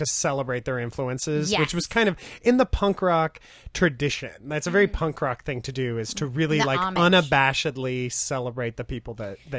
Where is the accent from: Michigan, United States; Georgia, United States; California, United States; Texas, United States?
California, United States; Ventura; also born or lived in Long Beach, California; I was born in Long Beach and grew up in Oxnard, or Ventura, right next door.